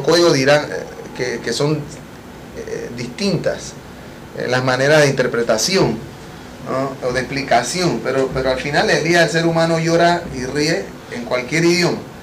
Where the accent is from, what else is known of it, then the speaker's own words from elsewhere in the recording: Panama; yo mismo como panameño pueda disfrutar de mi país